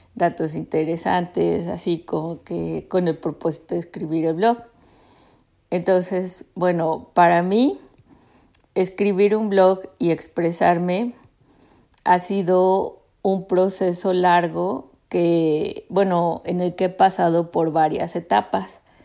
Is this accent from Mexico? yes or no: yes; Mexico; now in United States; en México, en la ciudad donde crecí, o si está en Estados Unidos conmigo y con la familia pues que he formado aquí